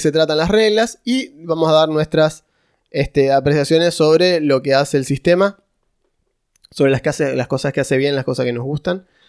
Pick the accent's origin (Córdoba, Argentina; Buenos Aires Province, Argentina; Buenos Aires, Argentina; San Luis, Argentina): Córdoba, Argentina; yo soy de Córdoba. Es una provincia con un montón de gente dispersa, digamos